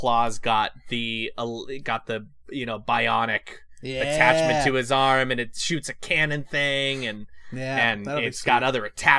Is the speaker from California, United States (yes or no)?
yes; California, United States; moved away; I grew up in California.